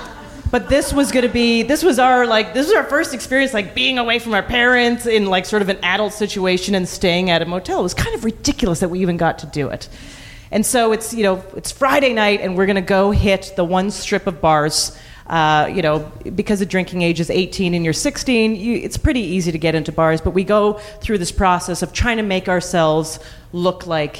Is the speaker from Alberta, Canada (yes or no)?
yes; Calgary, Alberta, Canada; I grew up in Calgary, and Banff is sort of the ski resort town nearby